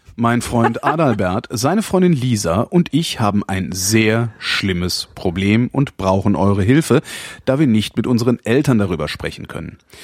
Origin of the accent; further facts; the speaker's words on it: West Germany, Germany; Ich kann als Westdeutscher